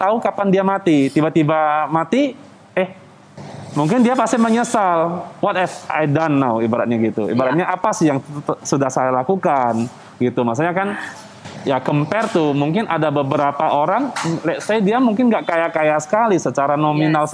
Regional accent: Medan, North Sumatra, Indonesia; moved away as an adult; also born or lived in Bandung / Jakarta; kita kan dari Medan kita merantau ke Jakarta, ke Pulau Jawa lah, ada ke Bandung

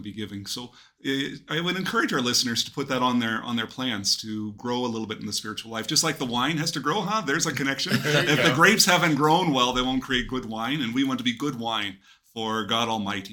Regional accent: Willcox, Arizona, United States; moved away; I grew up in Wilcox, Arizona

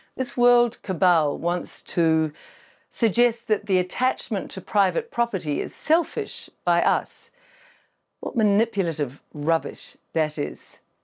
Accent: New Zealand; our broken country

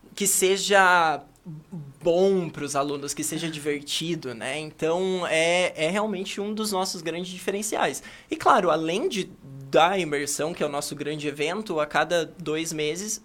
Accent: Cascavel, Paraná, Brazil; moved away as an adult; also born or lived in Paris / China; Eu sou natural de Cascavel, assim. Eu e também. eu. Eu cresci aqui

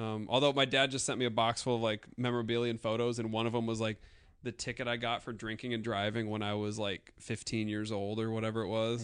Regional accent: South Dakota, United States; moved away; I'm always constantly the only person from South Dakota that anybody has ever

